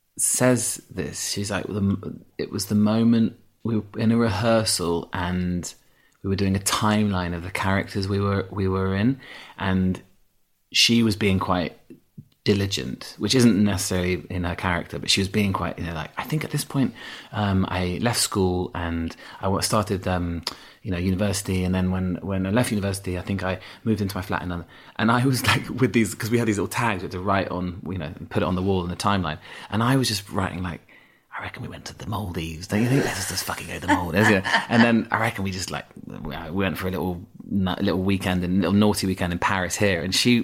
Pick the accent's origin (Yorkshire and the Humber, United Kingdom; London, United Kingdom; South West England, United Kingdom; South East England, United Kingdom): Yorkshire and the Humber, United Kingdom; accent: Yorkshire; I had an accent. I had a strong Yorkshire accent until I was about 11, 12, yeah.